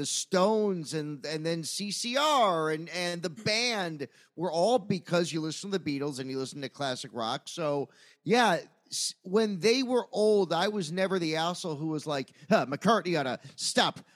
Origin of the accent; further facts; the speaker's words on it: United States; as an American who was real patriotic at the time